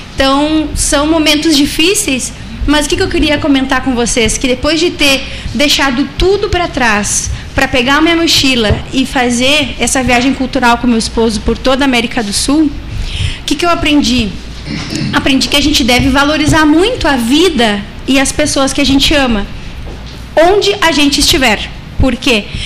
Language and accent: Portuguese; Uruguay; moved away; also born or lived in Ibagué, Colombia / Brazil; eu sou brasileira, mas eu sou nascida no Uruguai e também a minha família no Uruguai